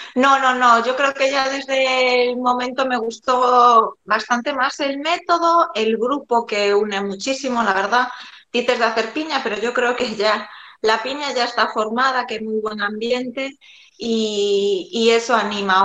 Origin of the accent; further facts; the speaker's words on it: A Coruña, Galicia, Spain; soy de, de La Coruña